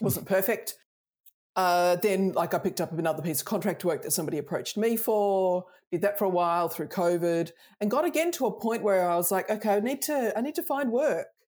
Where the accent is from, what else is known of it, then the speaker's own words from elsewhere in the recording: Australia; accent: Australian; I'm Australian, I grew up Australian